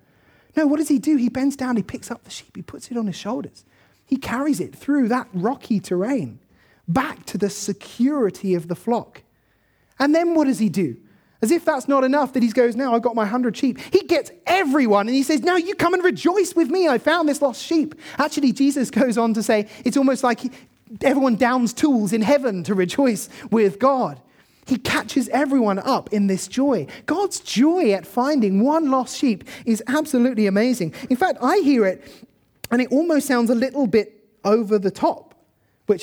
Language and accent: English; South East England, United Kingdom; I grew up in Kent, so the kind of view I have in mind is this, sort of beautiful green pastures.